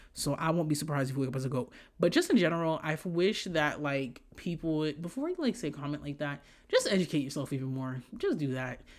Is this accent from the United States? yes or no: no; Haiti; moved away; The way I grew up in Haiti, the shit where y'all see where, oh, they're living in, like, these houses, I didn't live like that in Haiti